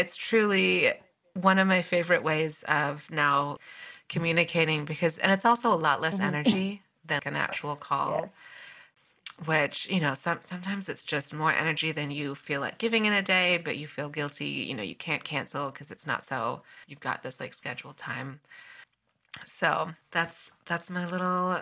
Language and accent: English; Southern California, United States; moved away as an adult; also born or lived in London / Chicago / Taiwan / Spain; we moved to the States when I was three from London. And, you know, I grew up in a small town in Southern California